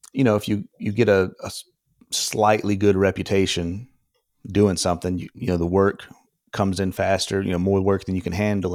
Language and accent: English; Alabama, United States; moved away as an adult; also born or lived in Portland, Oregon; now in Austin, United States; I lived in, grew up in Alabama